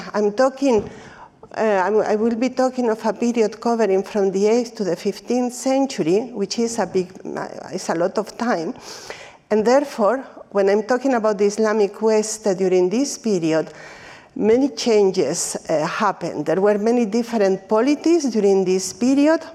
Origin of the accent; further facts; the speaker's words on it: Spain; even if I come from Spain, or precisely because I come from Spain